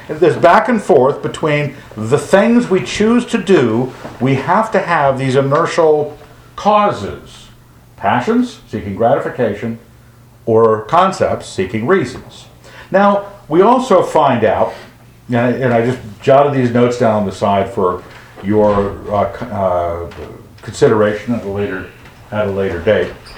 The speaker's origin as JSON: {"language": "English", "region": "Western United States", "country": "United States", "tie": "born or raised there", "said": "growing up in the Western United States"}